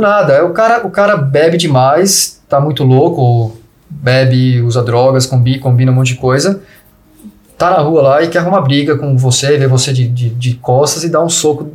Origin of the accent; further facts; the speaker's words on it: Brazil; moved away; a gente é brasileiro